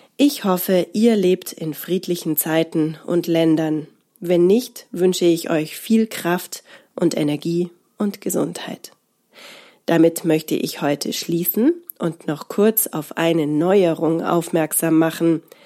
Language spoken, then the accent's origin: German; Bavaria, Germany; bei uns in Bayern